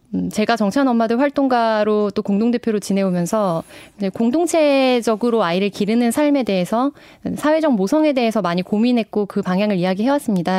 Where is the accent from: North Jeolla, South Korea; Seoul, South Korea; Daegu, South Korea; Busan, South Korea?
North Jeolla, South Korea; Namwon; 제 고향이 전라북도 남원인데요